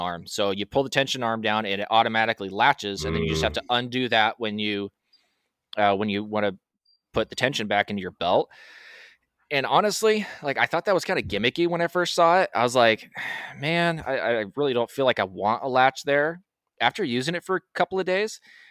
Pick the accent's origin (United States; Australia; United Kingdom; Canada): United States; I'm American.